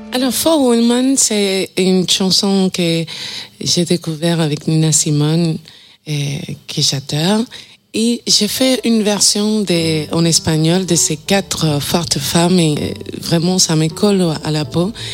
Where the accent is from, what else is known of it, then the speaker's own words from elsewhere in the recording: Cuba; moved away; je viens de Cuba, je suis chanteuse et flûtiste